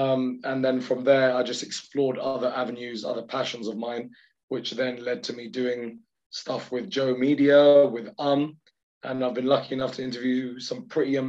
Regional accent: United Kingdom; as like a British Pakistani

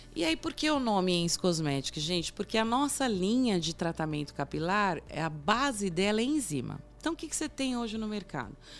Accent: Brazil; somos brasileiros

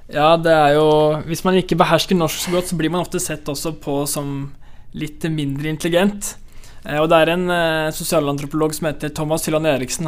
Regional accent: Norway; jeg er den første nordmannen

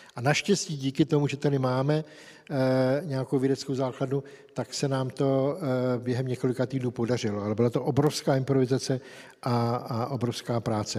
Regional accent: Czechia; u nás v Čechách

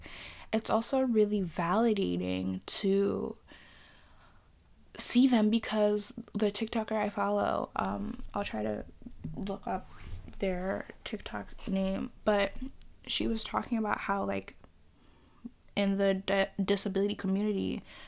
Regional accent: New York City, New York, United States; I'm a New Yorker. Purebred New Yorker

